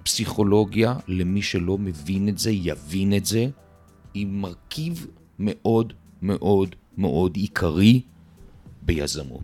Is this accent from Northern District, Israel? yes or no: no; Haifa, Haifa District, Israel; אני חיפאי במקור, מהכרמל